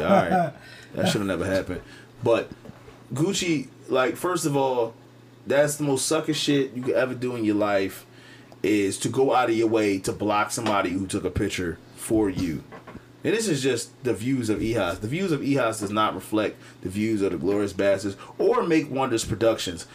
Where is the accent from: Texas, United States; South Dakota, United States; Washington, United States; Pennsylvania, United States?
Pennsylvania, United States; Philadelphia; I'm from Cobbs Creek.